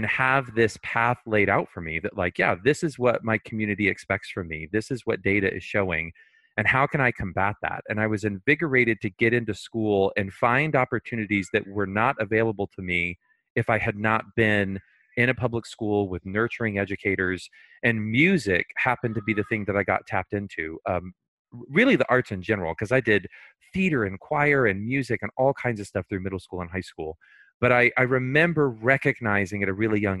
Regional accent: Houston, Texas, United States; When I was growing up in Houston, there were a lot of things that my community expected to be predetermined

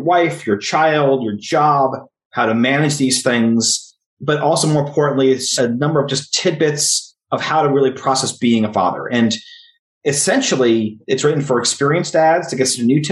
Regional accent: New Jersey, United States; I was raised in North Jersey, and now I live 5 miles from where I was raised

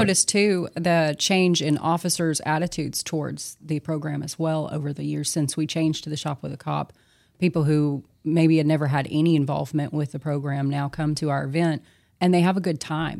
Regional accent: Longview, Texas, United States; I was born in Good Shepherd here in Longview, uh, raised, uh, in the a, general area

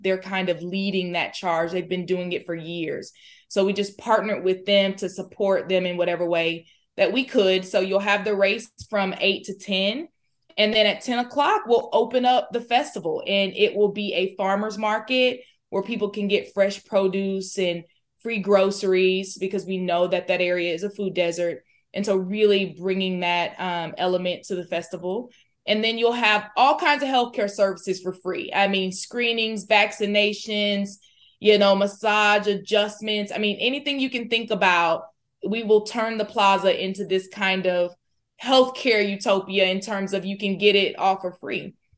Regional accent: Florida, United States; moved away as an adult; also born or lived in Alabama; now in Fort Worth, United States; I'm from Florida

